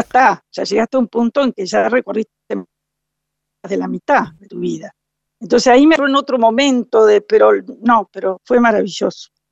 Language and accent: Spanish; Concordia, Entre Ríos, Argentina; also born or lived in Montevideo, Uruguay; yo nací en Montevideo, soy eh, padre y madre uruguaya, o sea que soy totalmente uruguaya y a los ocho años vine a vivir a Concordia, Entre Ríos, porque mi padre tenía un campo y ahí nos instalamos este, y pasé mi niñez y mi juventud en Concordia, en Entre Ríos.